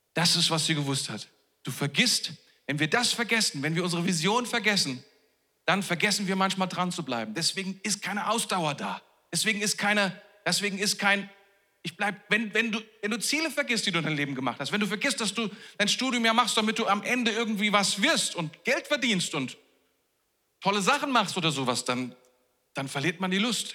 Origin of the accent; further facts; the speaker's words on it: Germany; wir sind ja Deutsche